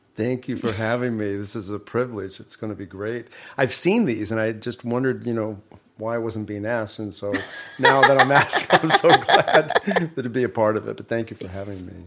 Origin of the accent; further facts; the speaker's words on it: Tulsa, Oklahoma, United States; also born or lived in Wichita, Kansas; so we came from Wichita, Kansas. That's where Phil Johnson's family's from. So my dad taught Phil's dad, um, many, many years ago. Then we all migrated to Tulsa, Oklahoma together